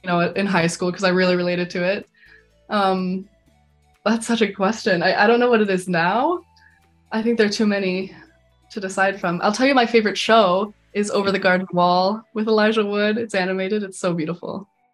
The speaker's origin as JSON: {"language": "English", "town": "Calgary", "region": "Alberta", "country": "Canada", "moved": "as an adult", "lives_now": "Vancouver, Canada", "said": "I'm from Calgary, Alberta"}